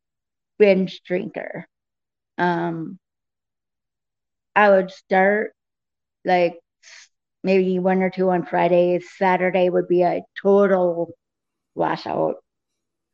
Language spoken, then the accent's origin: English; Nebraska, United States; also born or lived in Grand Island, Nebraska / Scottsbluff, Nebraska / Lincoln, Nebraska / Omaha, Nebraska; I was born in Grand Island, Nebraska. Moved from there to Scotts Bluff. Moved from Scotts Bluff to Lincoln, and then to Lincoln from Omaha. Or from Lincoln to Omaha